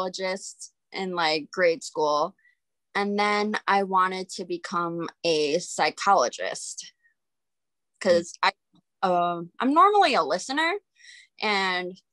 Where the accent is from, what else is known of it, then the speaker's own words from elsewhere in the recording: Sussex, Wisconsin, United States; also born or lived in West Bend, Wisconsin; now in Milwaukee, United States; I grew up in Sussex, which is right by Menominee Falls, like 30 minutes out of the way